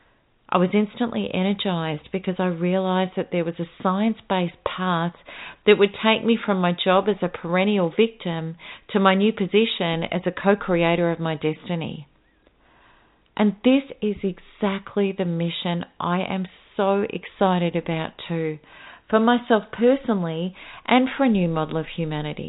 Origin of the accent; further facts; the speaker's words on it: Melbourne, Victoria, Australia; my hometown, Melbourne